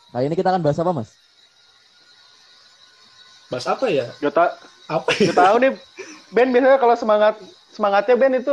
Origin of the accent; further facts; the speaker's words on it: Tasikmalaya, West Java, Indonesia; saya asli dari Tasik, kebetulan temen band juga.